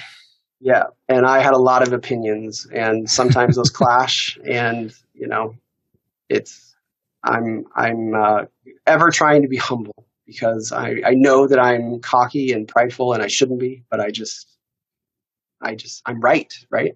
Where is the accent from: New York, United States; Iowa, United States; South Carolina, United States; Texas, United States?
Iowa, United States; Iowa City; I grew up in Iowa City